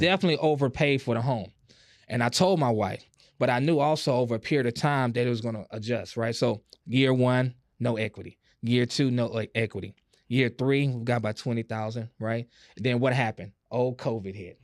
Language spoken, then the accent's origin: English; Houston, Texas, United States; I grew up on Club Creek and, and, and Fifth Ward